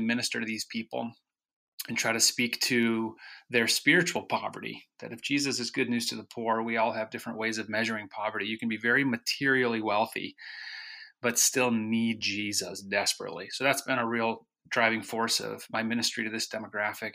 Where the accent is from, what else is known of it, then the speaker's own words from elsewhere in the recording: Holland, Michigan, United States; moved away as an adult; also born or lived in New Jersey / New York City; now in Connecticut, United States; I grew up in Holland, Michigan, and then went to Hope College